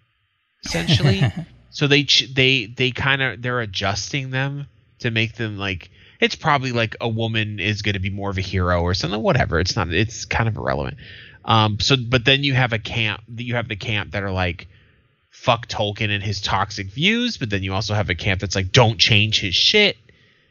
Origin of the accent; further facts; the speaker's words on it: United States; I'm American